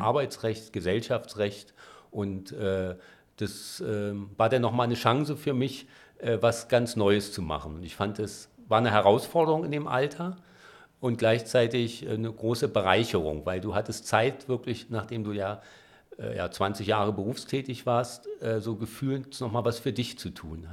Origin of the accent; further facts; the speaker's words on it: Berlin, Germany; Ich bin in Spandau aufgewachsen, da im Waldkrankenhaus geboren